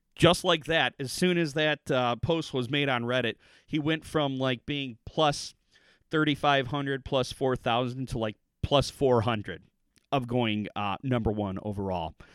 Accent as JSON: {"language": "English", "country": "United States", "said": "us as the American public"}